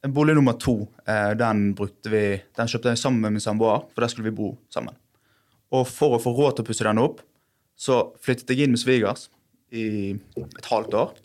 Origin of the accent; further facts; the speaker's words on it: Bergen, Vestland, Norway; Jeg er fra Sandviken i Bergen